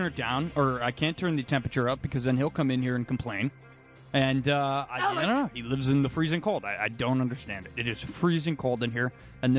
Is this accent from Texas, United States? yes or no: no; Chappaqua, New York, United States; I grew up in Chappaqua.